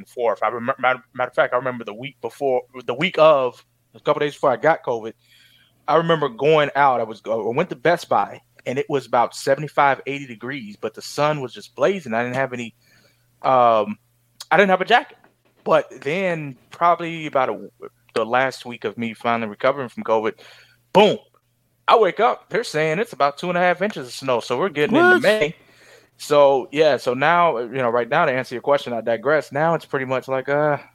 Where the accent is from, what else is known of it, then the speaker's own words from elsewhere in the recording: Cincinnati, Ohio, United States; I'm from Cincinnati